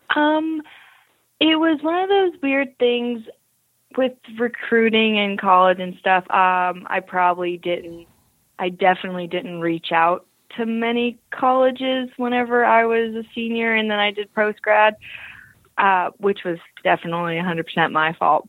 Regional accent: Eustis, Florida, United States; moved away; I grew up in a town called Eustis, Florida. So that's central Florida.

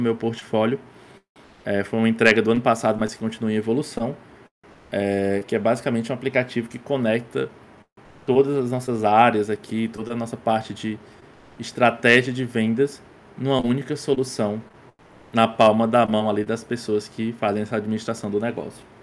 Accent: Crateús, Ceará, Brazil; Eu sou cearense, é, nasci na cidade do interior do estado aqui chamada Crateus.

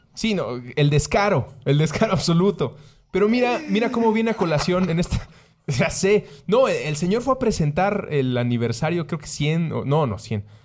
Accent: Mexico; Soy mexicano

